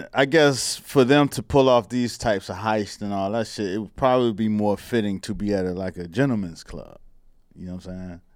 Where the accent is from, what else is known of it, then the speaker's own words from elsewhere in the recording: Miami, Florida, United States; growing up in Miami